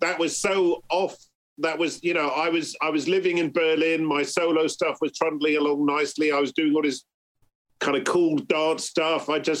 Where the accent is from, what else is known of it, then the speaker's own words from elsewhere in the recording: Bristol, South West England, United Kingdom; You know, because I'm growing up in Bristol, like … and all that, they're like my mates.